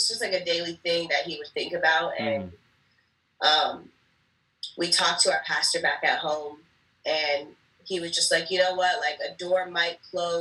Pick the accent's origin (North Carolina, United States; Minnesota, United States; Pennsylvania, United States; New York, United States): New York, United States; moved away; I'm originally from New York. So I grew up a Giants fan, Yankees fan, New York Knicks